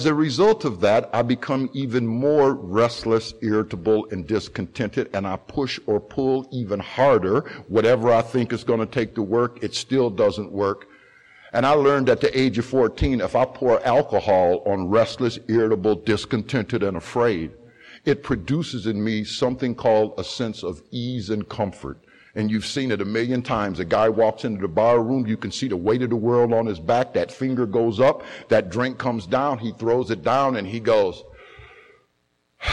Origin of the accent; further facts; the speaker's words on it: Sandusky, Ohio, United States; My father was the commissioner of the youth football and baseball leagues in the city of Sandusky. My mother's older brother was a two-term mayor in the city of Sandusky. That is the type of family that I come from